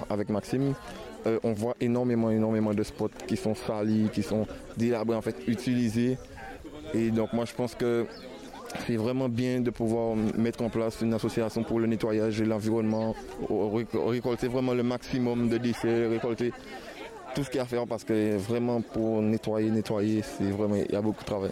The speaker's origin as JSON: {"language": "French", "country": "Guadeloupe", "said": "Je suis guadeloupéen"}